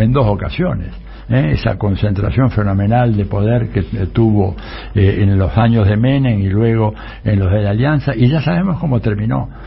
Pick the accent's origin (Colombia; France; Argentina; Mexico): Argentina; yo como ciudadano argentino